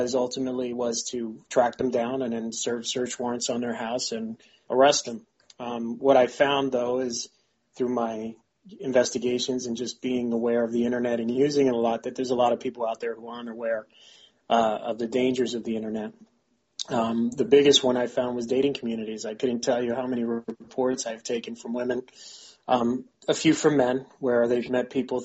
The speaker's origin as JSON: {"language": "English", "town": "New York City", "region": "New York", "country": "United States", "tie": "born or raised there", "also_born_or_lived": "United Kingdom", "moved": "as an adult", "lives_now": "Pennsylvania, United States", "said": "I'm from the South Bronx, born and raised in Bronx Lebanon Hospital, right there in the Grand Concourse in Mount Eden."}